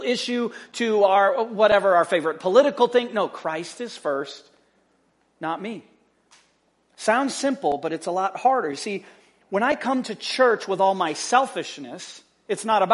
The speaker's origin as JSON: {"language": "English", "country": "United States", "said": "we're American"}